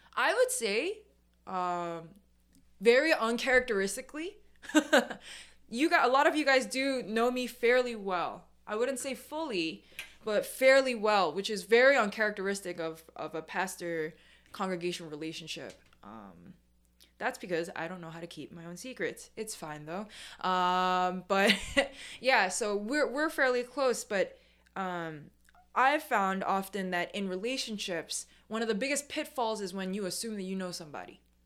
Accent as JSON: {"language": "English", "town": "New York City", "region": "New York", "country": "United States", "tie": "born or raised there", "said": "I'm second gen, I'm born and raised in New York. The first thing that you'll notice about me is that I'm a New Yorker"}